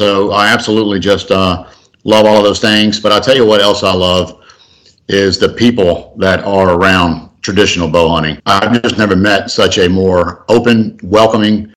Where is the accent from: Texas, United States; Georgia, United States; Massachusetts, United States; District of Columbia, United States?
Georgia, United States; Marietta; also born or lived in Augusta, Georgia; I was born in Augusta and grew up in Marietta